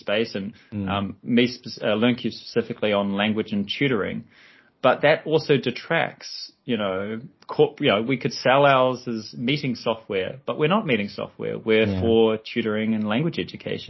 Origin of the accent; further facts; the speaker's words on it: New Zealand; I'm from New Zealand